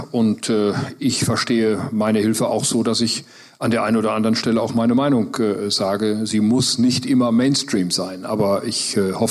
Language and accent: German; North Rhine-Westphalia, Germany; Äh, gut, ich komme nun mal aus Westfalen und die sind Stört.